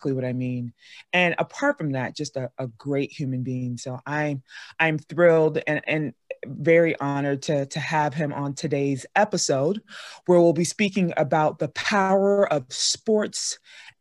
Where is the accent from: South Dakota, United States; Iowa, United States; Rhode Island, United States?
Iowa, United States; I'm from Iowa